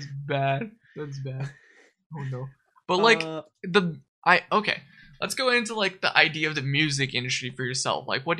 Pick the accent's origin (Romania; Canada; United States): Canada; Winnipeg, Manitoba; We're from Winnipeg, dude.